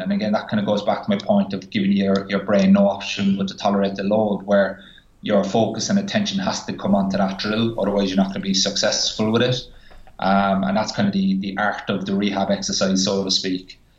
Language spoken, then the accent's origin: English; Ireland; moved away; I'm Irish